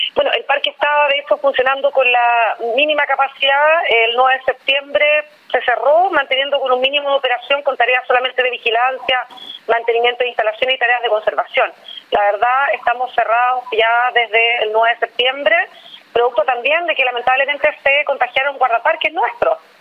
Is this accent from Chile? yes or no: yes; Magallanes and Chilean Antarctica, Chile; soy magallánica